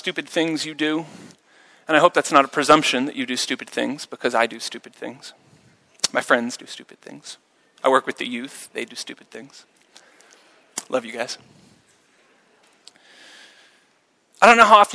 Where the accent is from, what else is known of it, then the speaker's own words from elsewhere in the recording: United States; now in Zurich, Switzerland; as an American